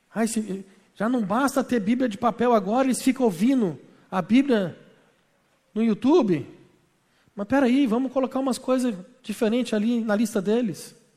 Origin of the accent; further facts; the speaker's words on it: Belo Horizonte, Minas Gerais, Brazil; Na minha terra, irmão, ir para a praia é evento. Porque nós não temos. A praia mais perto de Belo Horizonte são sete horas e meia.